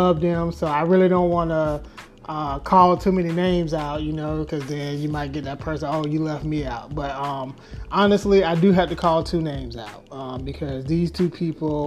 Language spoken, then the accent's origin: English; Jacksonville, Florida, United States; moved away as an adult; also born or lived in Orlando, Florida / Albany, New York / Atlanta, Georgia; now in Dallas, United States; born and raised in Jacksonville, Florida.